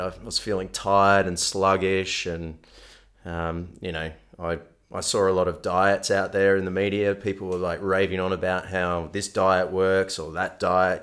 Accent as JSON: {"language": "English", "town": "Melbourne", "region": "Victoria", "country": "Australia", "tie": "born or raised there", "moved": "as an adult", "lives_now": "Western Australia, Australia", "said": "growing up in Melbourne"}